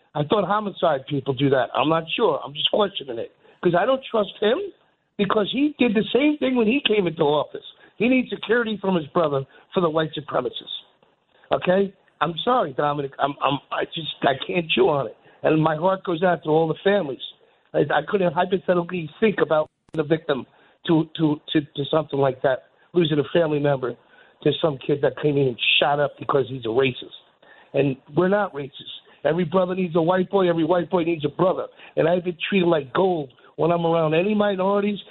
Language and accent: English; New York City, New York, United States; I'm from New York